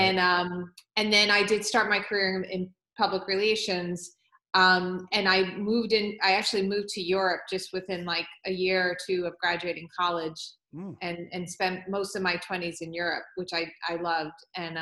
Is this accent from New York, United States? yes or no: yes; Long Island, New York, United States; I grew up on Long Island